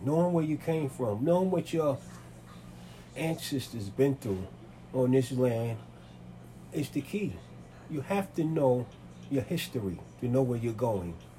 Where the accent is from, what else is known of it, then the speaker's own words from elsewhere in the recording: New York City, New York, United States; I was born in Manhattan, raised in Manhattan and the Bronx.